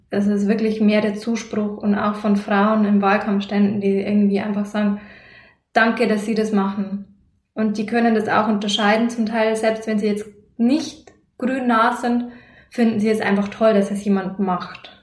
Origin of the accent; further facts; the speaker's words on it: Lower Bavaria, Germany; bei uns hier in Niederbayern